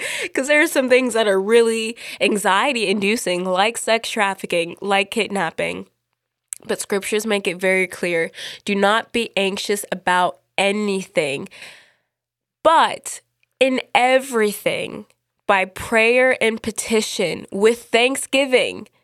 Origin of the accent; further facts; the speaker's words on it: United States; I'm from America